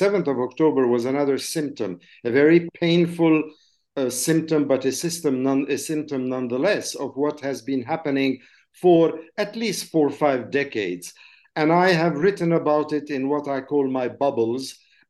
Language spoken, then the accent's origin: English; Jerusalem, Palestine; English is a second language; moved away; also born or lived in Jordan / France; I was born in Jordan. I grew up for my first years in Jerusalem. My family came from Jerusalem. And then I left and went and continued my studies in France.